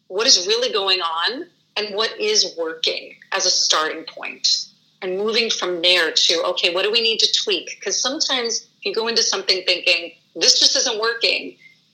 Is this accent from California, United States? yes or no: no; New York City, New York, United States; now in Michigan, United States; I'm from New York City, so I have lots of family back east too.